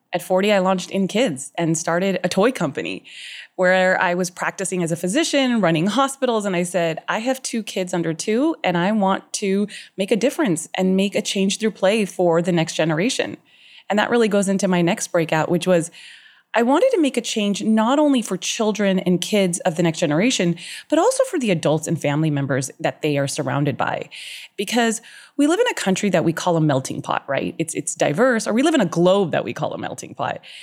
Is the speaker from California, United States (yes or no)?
yes; Southern California, United States; I lived in Southern California, born and raised my whole life